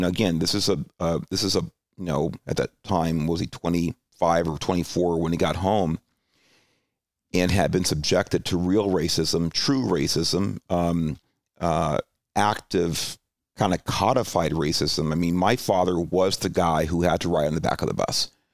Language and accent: English; Alhambra, California, United States; also born or lived in Los Angeles (Watts) / Hollywood / San Jose; that's where I grew up, you know, most of my formative years in Alhambra